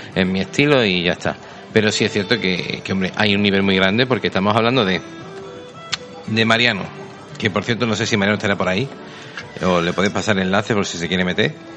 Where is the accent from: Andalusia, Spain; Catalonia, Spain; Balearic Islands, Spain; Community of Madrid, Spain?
Andalusia, Spain; Seville; somos sevillanos. Yo más que él.